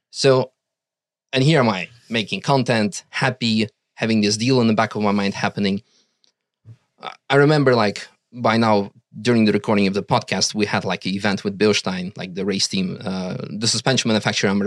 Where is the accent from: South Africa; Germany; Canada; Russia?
Russia; now in Netherlands; we were dependent on being with him because we came from Russia. We had no Dutch citizenship.